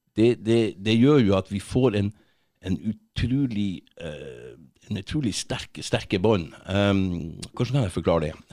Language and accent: Norwegian; Kongsfjord, Finnmark, Norway; moved away as an adult; also born or lived in Tverlandet, Bodø / France; jeg kommer egentlig fra, fra Tverlandet, litt lenger inn der. Okay. Mm. Så vokste jeg opp på, på, Finnmarka, et sted som heter Kongsfjord